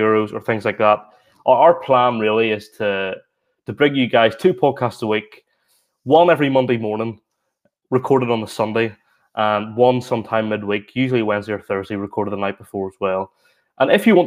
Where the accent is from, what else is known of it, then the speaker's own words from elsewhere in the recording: Newtownards, Northern Ireland, United Kingdom; I played for Ard Rangers Juniors in my hometown of Ards since I was 4 until I was 18.